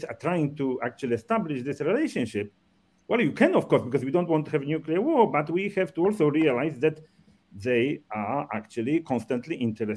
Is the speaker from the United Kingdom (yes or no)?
no; Poland; moved away; also born or lived in Japan; when I came to Poland for the first time after, because, I emigrated in 1968